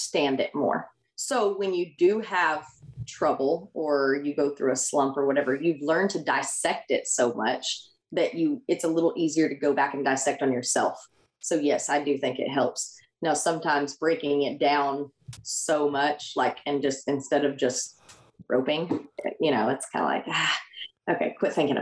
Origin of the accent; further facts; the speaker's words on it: Oklahoma, United States; moved away as an adult; also born or lived in Texas; I came from Oklahoma